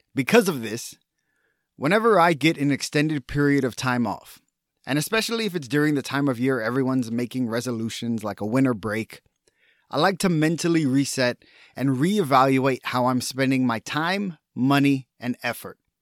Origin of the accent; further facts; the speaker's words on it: Texas, United States; as a Texan